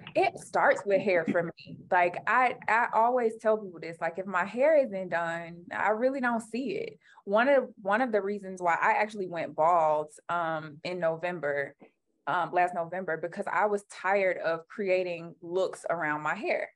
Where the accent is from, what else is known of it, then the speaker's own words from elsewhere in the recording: Alabama, United States; moved away; I'm a Southern Black girl. Like I grew up in Alabama